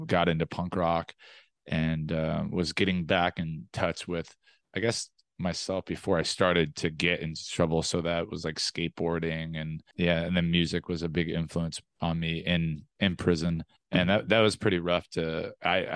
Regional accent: Los Angeles, California, United States; also born or lived in Antelope Valley, California; I grew up in South LA and then Antelope Valley

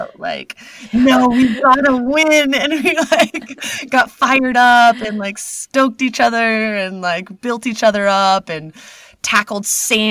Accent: San Antonio, Texas, United States; I grew up in Texas, so it's like I'll never say no to Mexican food, and like grew up in San Antonio

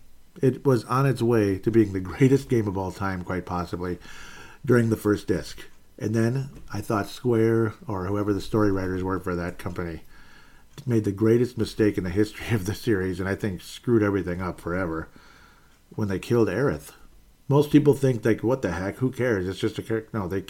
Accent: Canada; You know, being a Canadian, and unfortunately, I think I ruined that because he doesn't say it anymore.

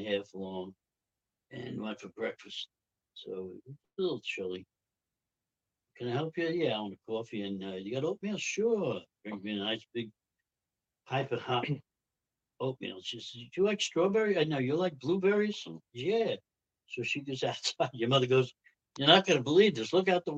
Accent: New Jersey, United States; We said, "New Jersey."

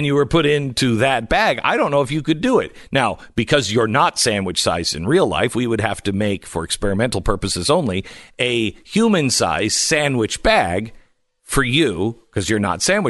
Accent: Pacific Northwest, United States; I grew up in the Pacific Northwest, and it doesn't sound like a lot, but they don't have any snow plows.

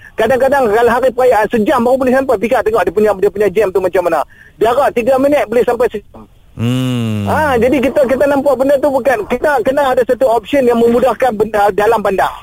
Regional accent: Kedah, Malaysia; saya daripada Kedah

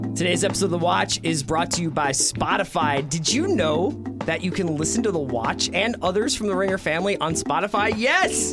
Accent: Philadelphia, Pennsylvania, United States; moved away as an adult; also born or lived in New York; Ten, ten years in New York, grew up in Philadelphia, and then I moved out here

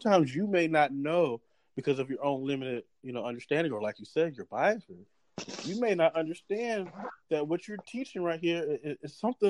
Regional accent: Irmo, South Carolina, United States; I grew up in Irmo, South Carolina, from the age of 13 on, and I went to a predominantly white middle school, predominantly white high school

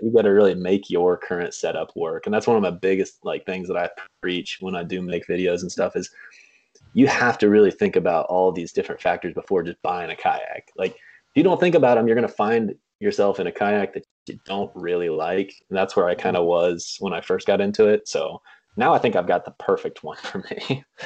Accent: Kansas, United States; moved away as an adult; now in Michigan, United States; I am uh, currently living in Michigan, but I grew up in Kansas.

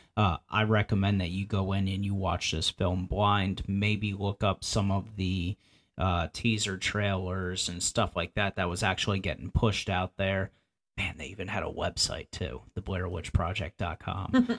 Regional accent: the Poconos, Pennsylvania, United States; I grew up in the Poconos, Pennsylvania

